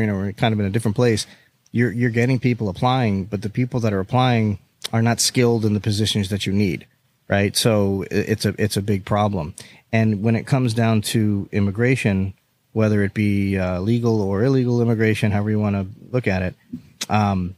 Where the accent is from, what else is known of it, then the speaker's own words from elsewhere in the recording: South Florida, United States; we're from South Florida too